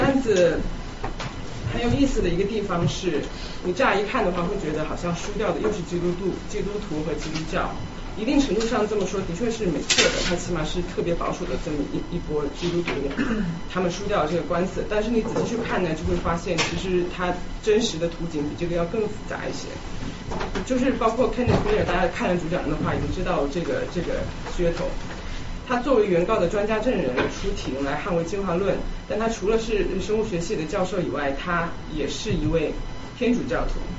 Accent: Chongqing, China; moved away as an adult; also born or lived in Canada; 我自己呢在，在重庆长大，然后大，高中毕业之后我到加拿大读书

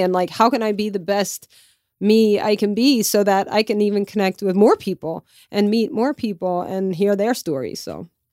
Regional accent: Lafayette, Louisiana, United States; moved away as an adult; also born or lived in New York City; my hometown in Lafayette, Louisiana

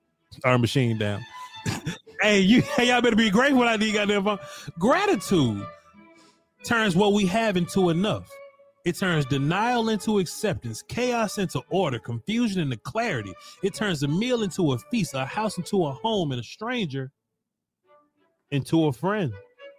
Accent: Natchez, Mississippi, United States; I'm from Natchez, Scott.

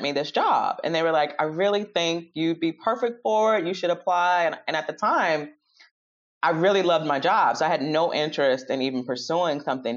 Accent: Chicago, Illinois, United States; Born and bred in Chicago.

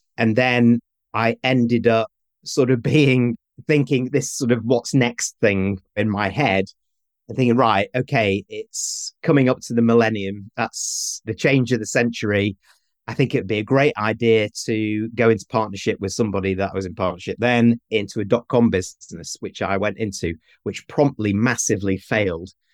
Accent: Manchester, North West England, United Kingdom; moved away; I'm from the north of England. I'm from Manchester.

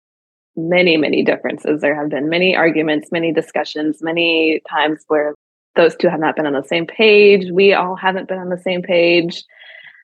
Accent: Michigan, United States; moved away as an adult; now in Tennessee, United States; I'm actually from Michigan, born and raised.

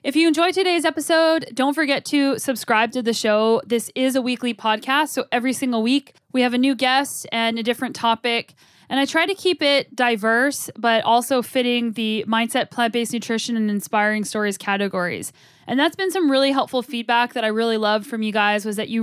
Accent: Albuquerque, New Mexico, United States; I grew up in Albuquerque, New Mexico.

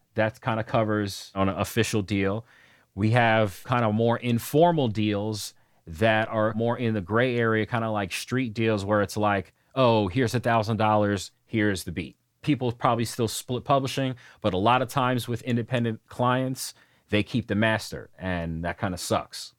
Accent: New York, United States; moved away as an adult; I grew up in New York

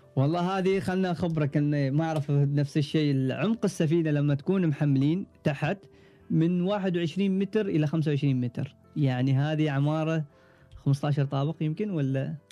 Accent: Oman; أنا كعماني وتقريباً أطول عماني معانا

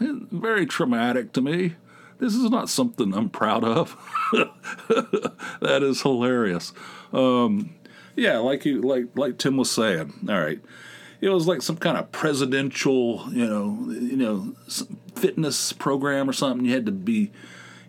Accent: Dunbar, United States; moved away; our old town of Dunbar, my hometown of Dunbar

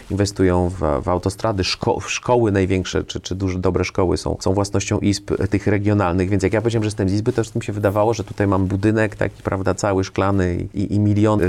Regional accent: Kraków, Lesser Poland, Poland; moved away; also born or lived in France; jestem z Krakowa

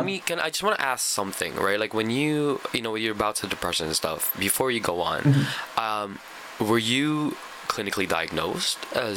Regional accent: Canada; this is why I'm really glad I'm from Canada

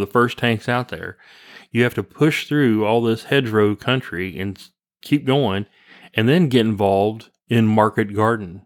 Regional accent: Kansas, United States; we're kinda hicks from the Kansas

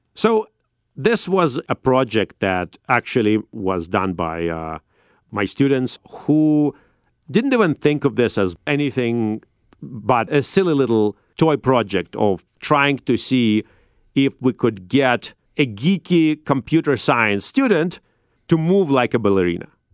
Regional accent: Saint Petersburg, Russia; now in United States; I grew up in Saint Petersburg in Russia.

